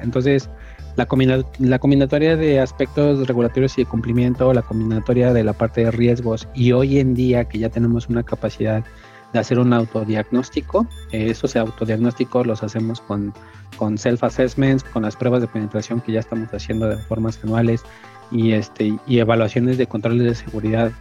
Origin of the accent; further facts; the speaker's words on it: Mexico City, Mexico; moved away as an adult; now in Guadalajara, Mexico; soy originario de Ciudad de México, radico en Guadalajara ya desde hace cinco años.